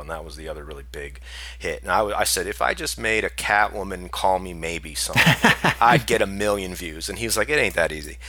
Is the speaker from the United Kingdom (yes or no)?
no; Hawaii, United States; I grew up in Hawaii